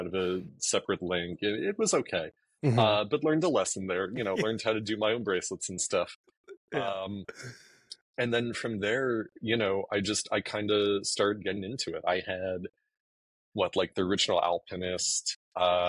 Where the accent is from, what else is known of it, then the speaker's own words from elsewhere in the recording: East Coast, United States; also born or lived in Allentown, Pennsylvania; We're both from the East Coast. I was working down in Doylestown. But living near Allentown with my mom at the time.